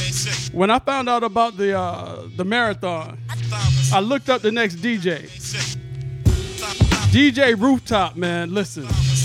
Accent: East Coast, United States; now in West Coast, United States; I'm on the West Coast, but I was born on the East Coast. I never forget my roots.

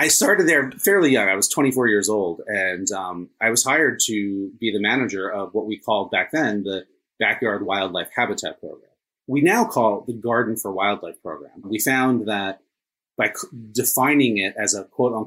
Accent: New Jersey, United States; moved away as an adult; also born or lived in Washington, D.C.; I grew up here in New Jersey

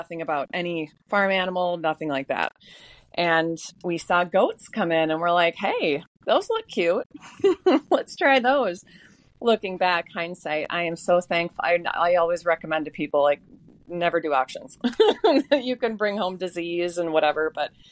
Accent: Maple Grove, Minnesota, United States; I'm originally from the suburbs. I'm from Maple Grove. I went to Maple Grove, lived in Corcoran Rogers my whole life.

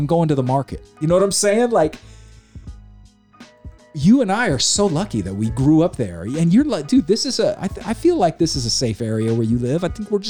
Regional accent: Amador County, California, United States; also born or lived in Sacramento, California; I moved to Amador County in 1987 from South Sacramento, where my parents worried about my safety all the time.

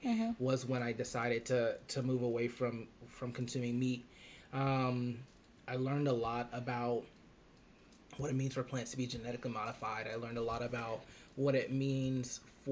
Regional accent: South Carolina, United States; I'm from the middle of nowhere, South Carolina

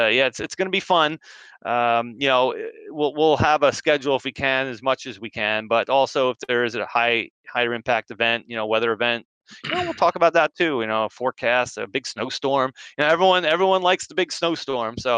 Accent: Edison, New Jersey, United States; I grew up in Central Jersey. I grew up in Edison

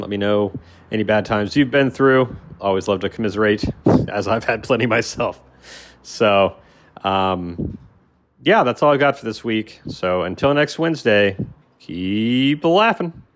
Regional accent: Columbus, Ohio, United States; I'm from Ohio, from Columbus

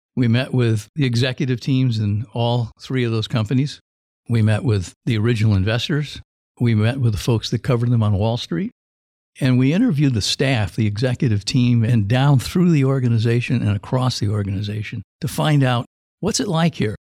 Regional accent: Silicon Valley, California, United States; I grew up in the Valley

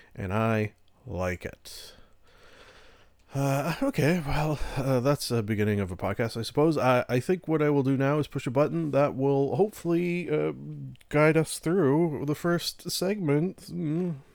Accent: Canada; I am Canadian

